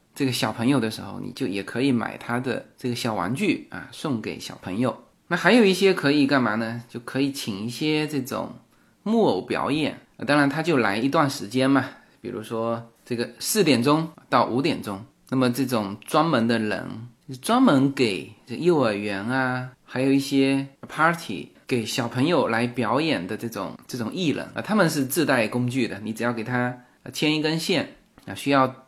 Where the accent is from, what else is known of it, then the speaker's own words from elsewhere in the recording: Fuzhou, Fujian, China; moved away as an adult; now in Los Angeles, United States; 我们福州那边就传统就有这种，这种在家里办宴席的，呃，这个习俗